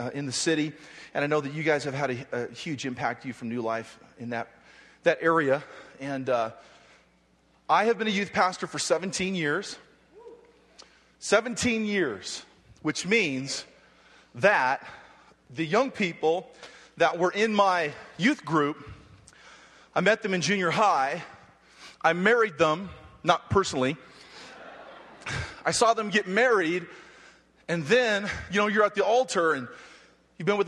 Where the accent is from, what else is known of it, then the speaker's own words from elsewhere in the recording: Hawaii, United States; I'm from Hawaii. I live at 2 feet.